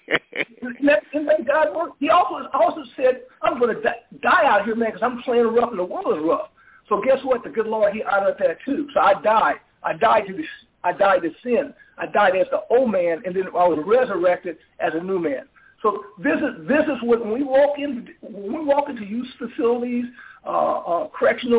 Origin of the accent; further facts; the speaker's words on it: St. Louis, Missouri, United States; I grew up in St. Louis. I grew up in the ghettos of St. Louis